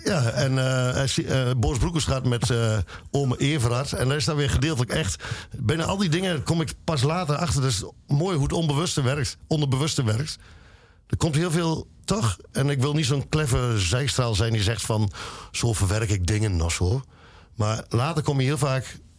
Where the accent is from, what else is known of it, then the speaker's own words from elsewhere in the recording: Luttenberg, Overijssel, Netherlands; ik kom uit Luttenberg, dat is een klein dorpje.